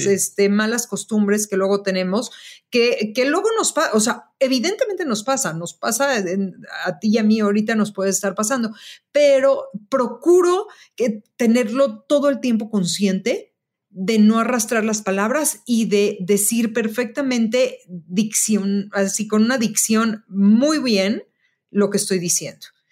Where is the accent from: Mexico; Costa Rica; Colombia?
Mexico; also born or lived in Chicago; soy una diseñadora mexicana y que soy una creadora mexicana creando trabajos en México